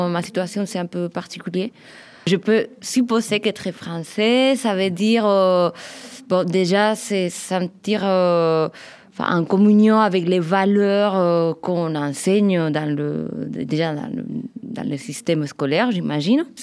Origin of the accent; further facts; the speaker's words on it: France; ce moment-là que je revendique le plus que je suis française.